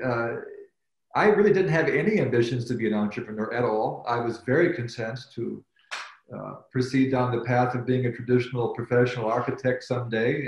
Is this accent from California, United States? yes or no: no; Chicago, Illinois, United States; also born or lived in Cambridge, United Kingdom / New Haven, Connecticut; I was born and raised in the Chicago area of uh, United States